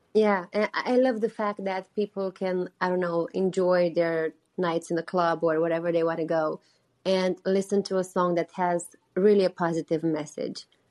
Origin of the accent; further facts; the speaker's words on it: Botoșani, Botoșani County, Romania; moved away as an adult; now in Los Angeles, United States; Romania, which is my home country my hometown city is actually a couple miles from the Ukrainian border